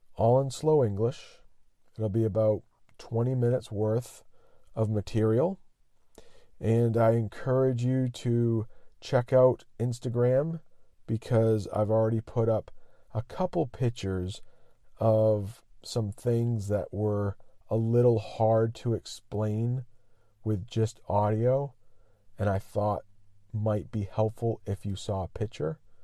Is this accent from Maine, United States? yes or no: yes; Maine, United States; my home state of Maine